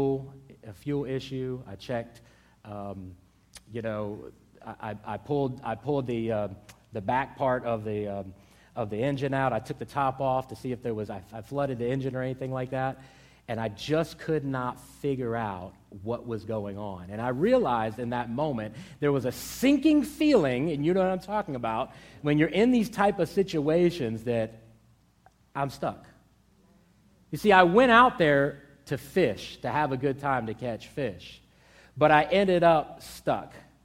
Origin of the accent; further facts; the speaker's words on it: Hampton Roads, Virginia, United States; I grew up in Hampton Roads, and I grew up on the water